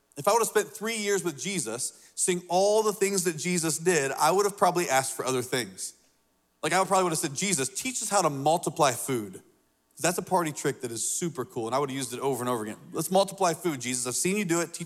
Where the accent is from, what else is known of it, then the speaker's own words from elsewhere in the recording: Indiana, United States; now in Lexington, South Carolina, United States; When I moved to South Carolina, I come from Indiana. And so growing up in Indiana